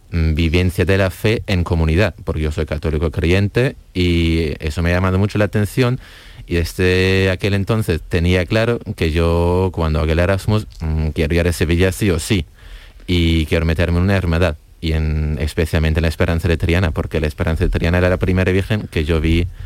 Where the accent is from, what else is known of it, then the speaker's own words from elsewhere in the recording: Heidelberg, Baden-Württemberg, Germany; Yo soy de Heidelberg, Alemania.